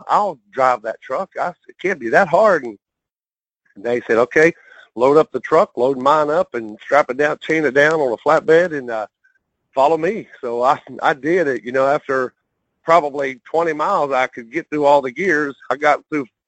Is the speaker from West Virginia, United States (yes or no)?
yes; West Virginia, United States; now in Arizona, United States; I grew up in West Virginia, born and raised there